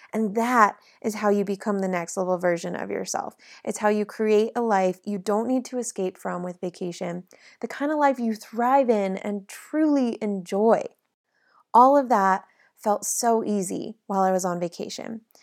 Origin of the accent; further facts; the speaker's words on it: South Lake Tahoe, California, United States; now in Nashville, United States; my hometown of South Lake Tahoe